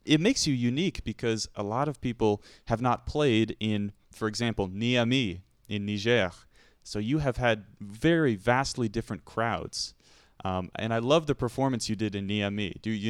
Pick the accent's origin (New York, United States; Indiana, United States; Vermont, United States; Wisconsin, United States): Vermont, United States; now in Toronto, Canada; I am also from Vermont. And Vermont is a very, very small place. There's a lot of farming. There's no big buildings, big city.